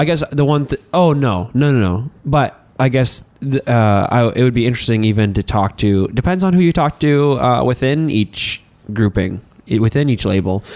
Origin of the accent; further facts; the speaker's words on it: Hartland, New Brunswick, Canada; now in Miramichi, Canada; Since I am originally from Heartland, New Brunswick, uh, when I moved here to Mamercy